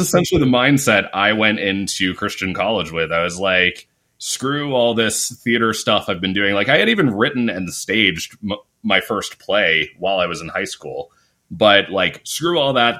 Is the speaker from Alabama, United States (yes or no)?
no; Lancaster, Pennsylvania, United States; moved away as an adult; I grew up in this really rural, very conservative area of Pennsylvania. Lancaster